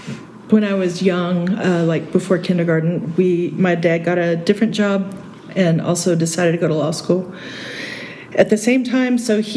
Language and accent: English; San Marcos, Texas, United States; I was born in San Marcos.